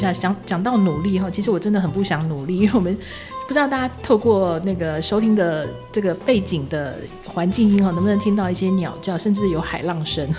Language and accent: Chinese; Taiwan; now in Matsu, Taiwan; 其实呃，我我因为我们毕竟都是从台湾跳岛过来的啦，对。